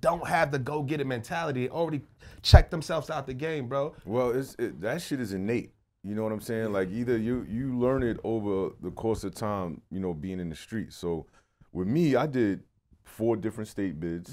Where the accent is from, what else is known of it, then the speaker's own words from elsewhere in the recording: New York City, New York, United States; also born or lived in New Jersey; I'm from Brooklyn. Like right. I'm born, raised